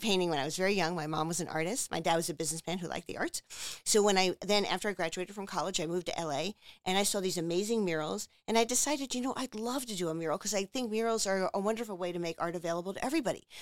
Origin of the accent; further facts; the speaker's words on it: Margate City, New Jersey, United States; moved away as an adult; also born or lived in Los Angeles, California; now in Philadelphia, United States; I grew up in Margate, New Jersey, right by the beach